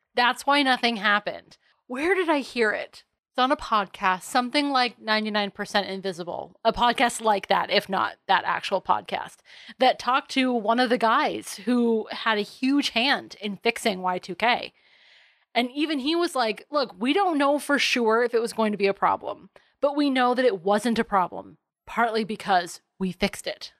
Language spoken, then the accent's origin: English; United States; I grew up on Long Island Sound, so the waves are relatively small to non-existent out there.